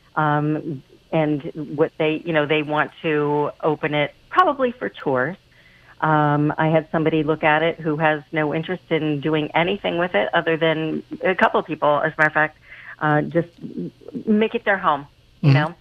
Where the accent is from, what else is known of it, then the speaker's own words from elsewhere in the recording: Pennsylvania, United States; moved away as an adult; I am originally from Pennsylvania and, was a realtor there for a long time